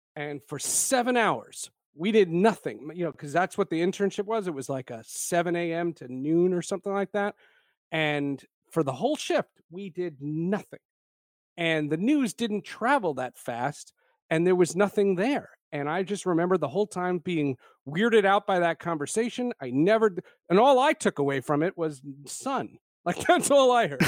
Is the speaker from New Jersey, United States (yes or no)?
yes; New Jersey, United States; also born or lived in Brooklyn, New York; I was born in Brooklyn, but I grew up in New Jersey